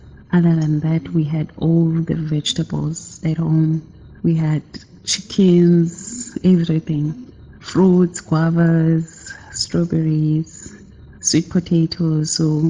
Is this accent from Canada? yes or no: no; Lusikisiki, Eastern Cape, South Africa; now in Plettenberg Bay, South Africa; Born in Lusikisiki, but I am currently living in Plettenberg Bay, Western Cape. I was raised by my grandmother.